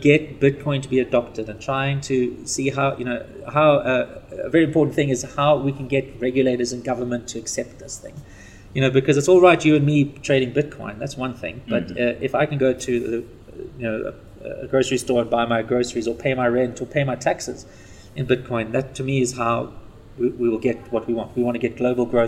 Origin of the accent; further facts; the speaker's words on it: Zimbabwe; also born or lived in South Africa; I was born in Zimbabwe